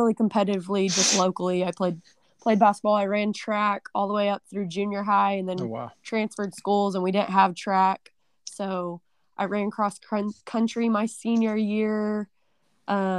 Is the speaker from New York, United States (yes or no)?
no; Dibble, Oklahoma, United States; when I was younger, I grew up in Dibble, Oklahoma